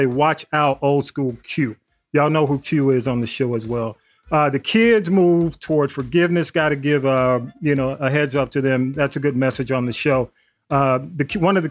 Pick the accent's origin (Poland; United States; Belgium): United States; Atlanta, Georgia; I grew up like around Butler Street, you know, the old Fourth Ward, all in that area